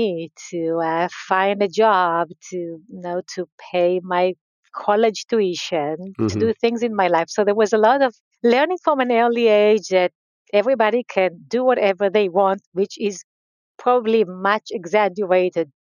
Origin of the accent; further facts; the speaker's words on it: Israel; So I grew up in Israel. I grew up in a very small community